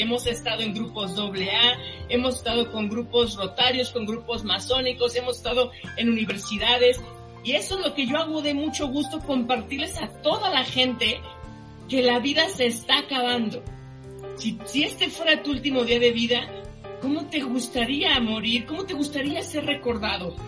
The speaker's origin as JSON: {"language": "Spanish", "country": "Mexico", "said": "Nosotros somos mexicanos"}